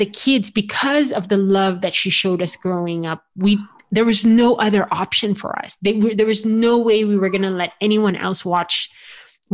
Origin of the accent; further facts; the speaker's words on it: United States; I'm Filipino by ethnicity, but I was raised here in the United States